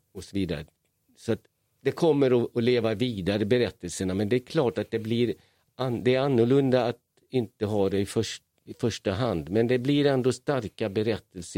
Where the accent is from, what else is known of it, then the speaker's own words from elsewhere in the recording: Hungary; now in Malmö, Sweden; I Ungern där jag är född